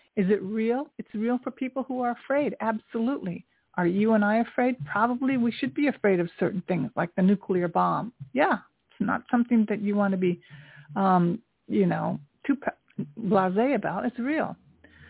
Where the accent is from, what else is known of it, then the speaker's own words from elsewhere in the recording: Tokyo, Japan; now in New York City, United States; I grew up during the Vietnam War in Tokyo. I'm 68 years old. I was a little girl during the Vietnam War in Tokyo experiencing that. And I'm Japanese American